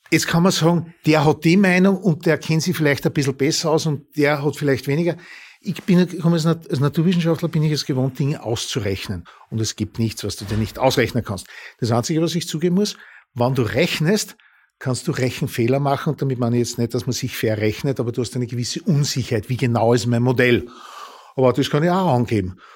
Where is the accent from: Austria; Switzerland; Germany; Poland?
Austria; Upper Austria; now in Vienna, Austria; Ich komme aus Oberösterreich, dort der öffentliche Verkehr. Naja, also allein wenn ich in Linz um 21.30 Uhr äh, auf der Landstraße steht